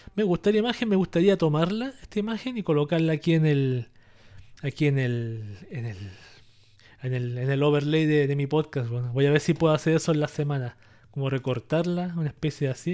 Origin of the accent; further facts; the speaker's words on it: Chile; yo aquí en mi país, en Chile